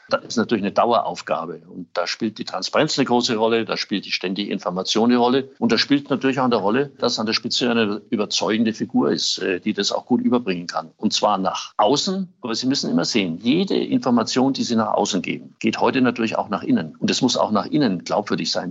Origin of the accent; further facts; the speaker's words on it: Erlangen, Bavaria, Germany; in Erlangen, in meiner Heimatstadt